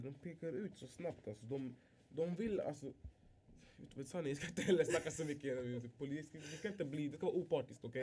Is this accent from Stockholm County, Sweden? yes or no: yes; Alby, Stockholm County, Sweden; also born or lived in Tumba; vi är uppväxta i Arby, uppväxta i Arby